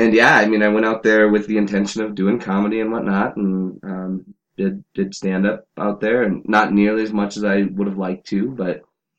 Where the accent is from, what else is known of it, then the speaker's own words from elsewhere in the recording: North Dakota, United States; First of all, North Dakota.